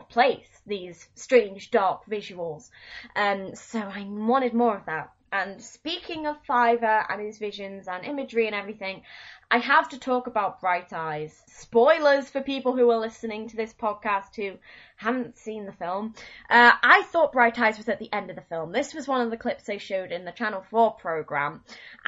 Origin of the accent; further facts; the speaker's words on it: United Kingdom; Being British